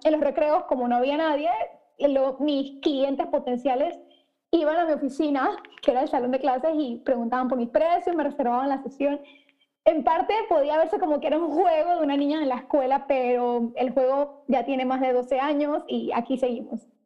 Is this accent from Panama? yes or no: yes; Panama; soy panameña, empecé mi negocio cuando tenía 17 años en el colegio